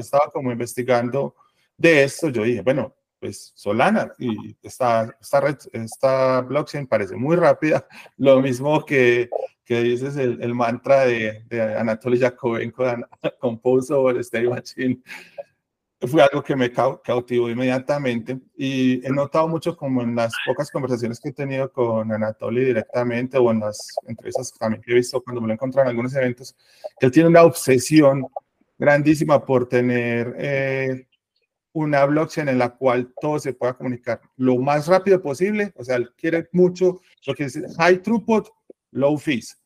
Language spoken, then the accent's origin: Spanish; Medellín, Antioquia, Colombia; yo soy de acá de Medellín, eh, acá vivo y acá nací